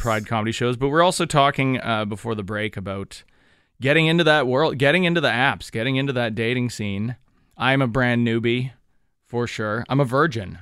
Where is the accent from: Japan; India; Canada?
Canada; Thunder Bay, Ontario; moved away; back to my hometown, back up to Thunder Bay.